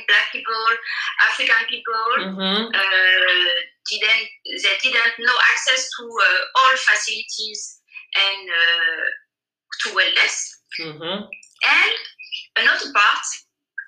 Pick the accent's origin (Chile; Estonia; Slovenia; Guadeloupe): Guadeloupe; English is a second language; moved away as an adult; also born or lived in Paris, France; now in Marseille, France; I come from Guadalupe. So for an island girl like me